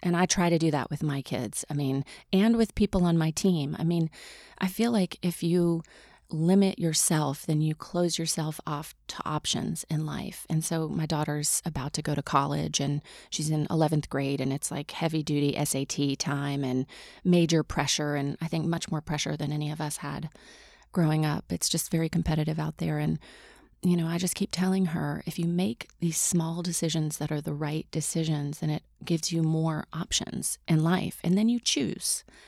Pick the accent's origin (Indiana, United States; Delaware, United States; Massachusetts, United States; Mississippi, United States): Mississippi, United States; I grew up in Mississippi